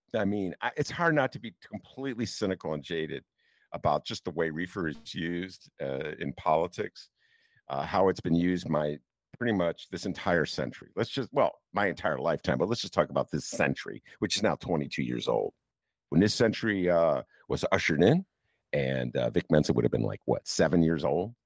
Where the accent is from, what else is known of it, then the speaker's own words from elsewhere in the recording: Chicago, Illinois, United States; as Chicagoan